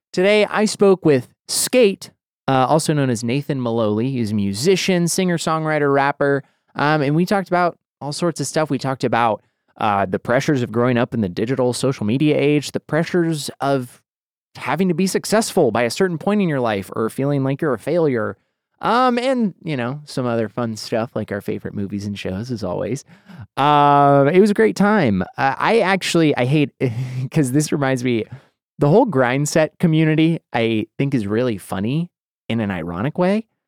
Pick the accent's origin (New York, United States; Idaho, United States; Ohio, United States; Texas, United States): Idaho, United States; Boise; moved away as an adult; now in Los Angeles, United States; I grew up in Boise